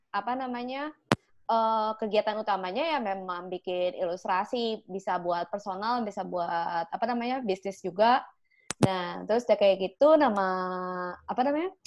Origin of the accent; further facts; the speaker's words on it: Sukabumi, West Java, Indonesia; Asli suka bumi